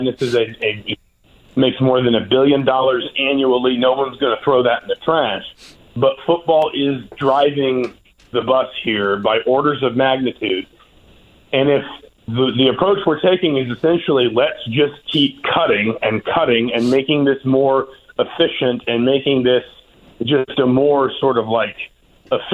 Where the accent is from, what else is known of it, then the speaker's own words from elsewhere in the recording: Atlanta, Georgia, United States; I was born and raised in Atlanta